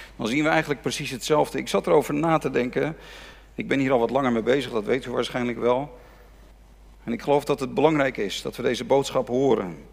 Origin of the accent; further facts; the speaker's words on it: Netherlands; ons land